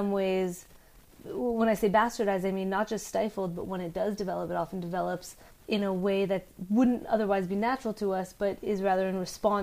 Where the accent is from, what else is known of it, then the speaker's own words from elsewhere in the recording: California, United States; I was born and raised in California, and I went to UC Berkeley for college